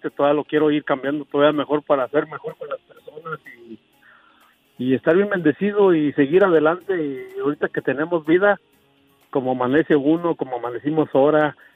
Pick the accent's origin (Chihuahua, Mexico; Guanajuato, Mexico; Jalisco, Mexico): Guanajuato, Mexico; now in Tennessee, United States; Eh, mira, yo soy de Guanajuato, pero ya tengo aquí varios años en Tennessee.